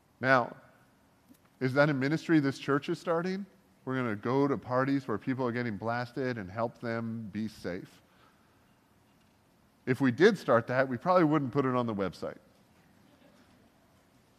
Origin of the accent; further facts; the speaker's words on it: Canada; I am Canadian